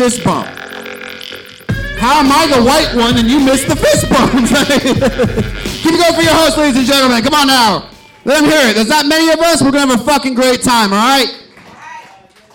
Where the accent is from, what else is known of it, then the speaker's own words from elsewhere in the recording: Stockton, California, United States; growing up in Stockton was pretty rough.